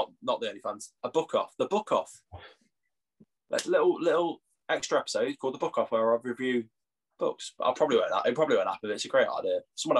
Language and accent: English; England, United Kingdom; I'm English.